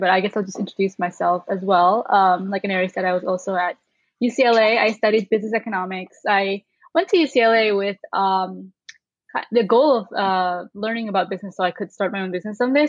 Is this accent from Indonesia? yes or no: yes; Indonesia; moved away as an adult; now in Chicago, United States; I'm from Indonesia, so I'm also an international student living and working in the US right now